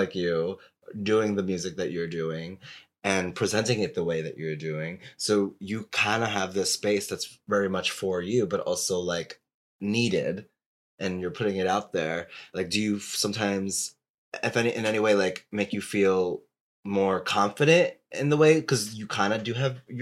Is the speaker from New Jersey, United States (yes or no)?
yes; New Jersey, United States; when I was like 15 growing up in New Jersey